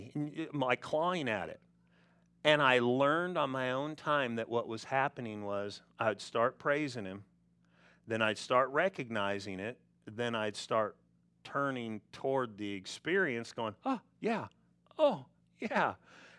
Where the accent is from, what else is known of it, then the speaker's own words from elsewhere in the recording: California, United States; You know, back when I grew up in California, we didn't have all the smog rules, and we had smog.